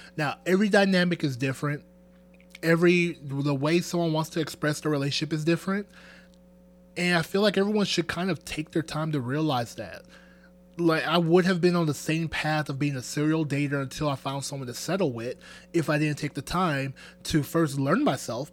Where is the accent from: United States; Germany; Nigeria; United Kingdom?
Nigeria; I'm Nigerian.